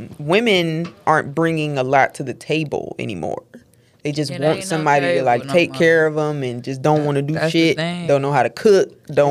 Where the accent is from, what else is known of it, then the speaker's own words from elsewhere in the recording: Detroit, Michigan, United States; I am from Detroit.